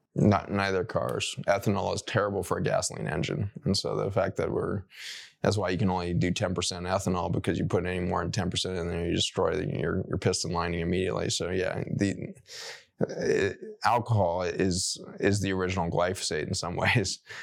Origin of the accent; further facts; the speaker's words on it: Colorado, United States; When I grew up in Colorado, I grew up going to C U Buff games